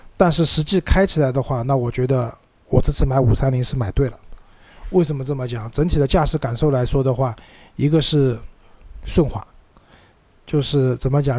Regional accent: Shanghai, China; accent: Shanghainese; 用我们上回话讲

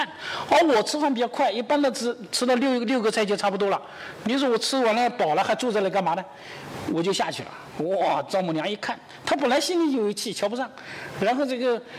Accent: China; 而我们中国人采取的第四种方式是什么呢？

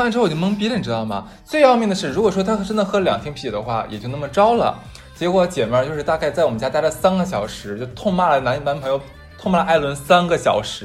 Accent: Northeast China, China; 我们东北人

